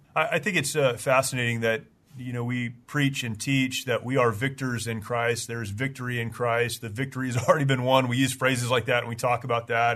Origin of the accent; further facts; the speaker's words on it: United States; as an American, you know, who was raised in a very conservative, patriotic home